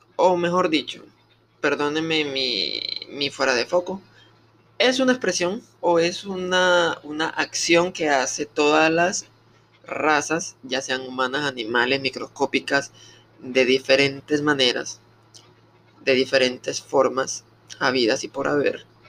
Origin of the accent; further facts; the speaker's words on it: Colombia; soy del país de Colombia